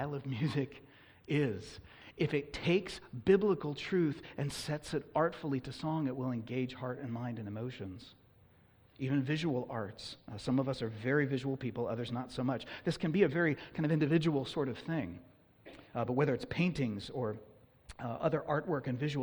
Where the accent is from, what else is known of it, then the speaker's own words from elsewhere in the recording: Oakland, California, United States; I was born and raised in Oakland, California